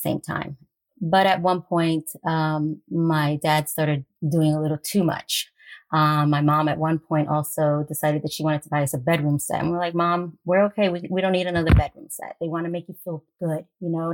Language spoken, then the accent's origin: English; Westchester County, New York, United States; I grew up in Westchester County in New York